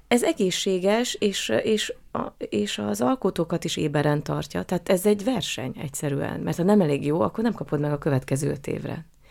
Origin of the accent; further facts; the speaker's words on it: Hungary; accent: Hungarian; moved away as an adult; now in Austria; nagyon szerette a rendező a magyar akcentusomat